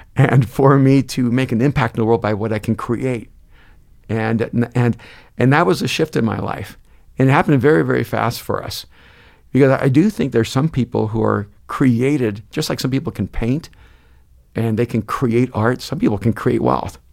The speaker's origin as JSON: {"language": "English", "country": "El Salvador", "moved": "yes", "lives_now": "United States", "said": "I'm an immigrant from El Salvador."}